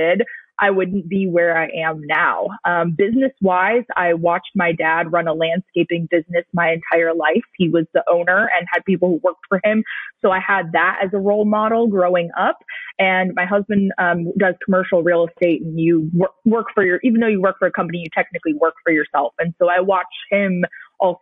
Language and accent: English; Cleveland, Ohio, United States; now in South Florida, United States; growing up in Cleveland